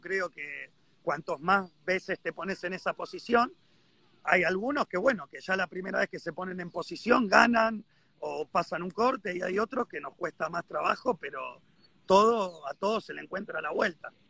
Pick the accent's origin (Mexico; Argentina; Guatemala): Argentina; estoy varado acá, soy argentino, no sé cuándo me voy a poder volver